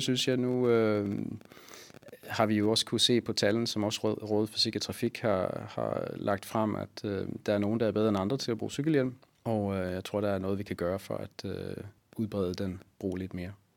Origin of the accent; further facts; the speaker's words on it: Sweden; Danish is a second language; now in Copenhagen, Denmark; Jeg er svensker